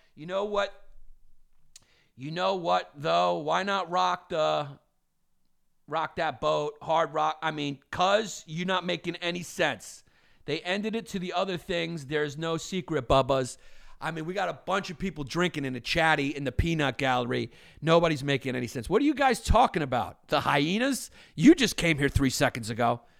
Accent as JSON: {"language": "English", "town": "New York City", "region": "New York", "country": "United States", "tie": "born or raised there", "said": "we grew up in New York and Brooklyn, no fireplaces"}